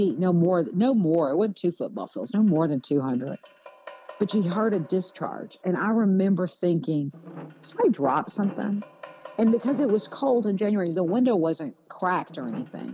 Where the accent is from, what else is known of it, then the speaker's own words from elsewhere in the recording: Kaufman, Texas, United States; I grew up in Kaufman County, Texas